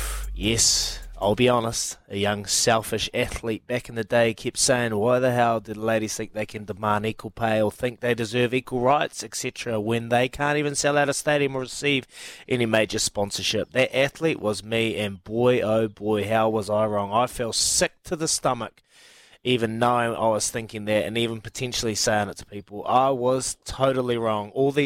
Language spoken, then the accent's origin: English; New Zealand; I remember after winning the 2011 World Cup in my hometown, I had the world at my feet.